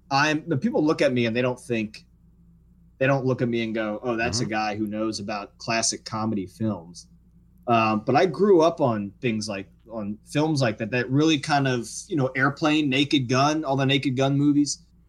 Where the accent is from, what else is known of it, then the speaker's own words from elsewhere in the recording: Metairie, Louisiana, United States; I'm like, oh, no, I'm from here. I grew up over in Metairie on Dumaine Street.